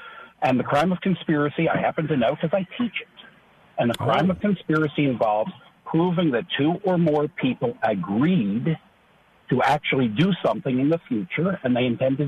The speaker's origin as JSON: {"language": "English", "town": "Philadelphia", "region": "Pennsylvania", "country": "United States", "moved": "yes", "lives_now": "Jacksonville, United States", "said": "We're both from Philadelphia. We're both Jewish guys."}